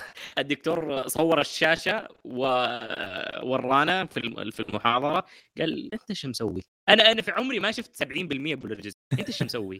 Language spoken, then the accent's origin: Arabic; Saudi Arabia; عندنا في السعوديه